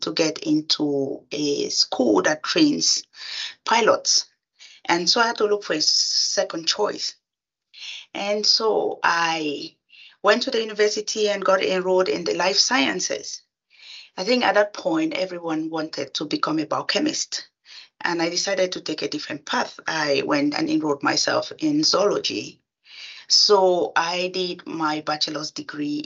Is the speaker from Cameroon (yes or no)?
yes; Cameroon; moved away as an adult; now in Edmonton, Canada; I was born and raised in Cameroon.